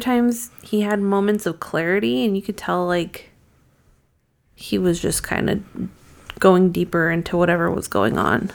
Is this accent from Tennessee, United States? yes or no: no; Massachusetts, United States; growing up in Massachusetts when I used to be outside alone for hours